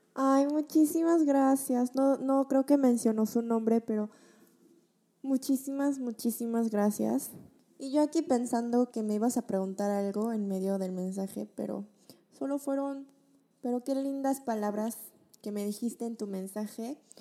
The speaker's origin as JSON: {"language": "Spanish", "country": "Mexico", "tie": "born or raised there", "moved": "as an adult", "lives_now": "South Korea", "said": "Yo desde chiquita que crecí en México con una familia coreana"}